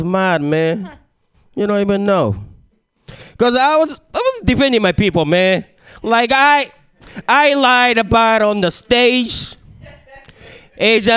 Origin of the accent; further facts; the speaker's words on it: Japan; English is a second language; moved away; I was born and raised in Japan. Trying to get this language thing down, but it never happened.